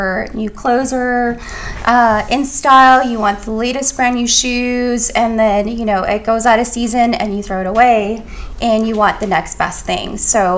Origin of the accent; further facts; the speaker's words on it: Canada; now in United States; I'm Canadian.